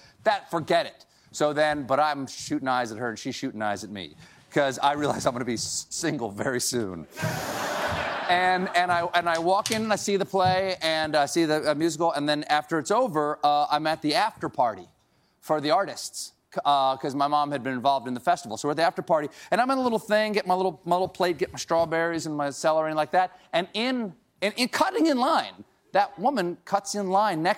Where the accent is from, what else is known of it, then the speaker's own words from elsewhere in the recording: Charleston, South Carolina, United States; moved away; home to Charleston, South Carolina, my hometown